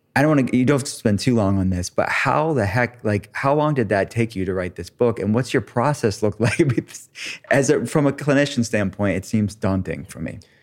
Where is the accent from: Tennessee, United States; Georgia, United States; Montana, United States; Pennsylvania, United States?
Pennsylvania, United States; Pittsburgh; I'm from Pittsburgh, I lived there